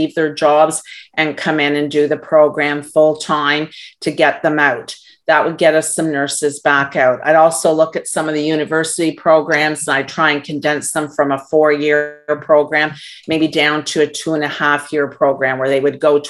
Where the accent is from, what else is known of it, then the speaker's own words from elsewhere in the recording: Canada; as a Canadian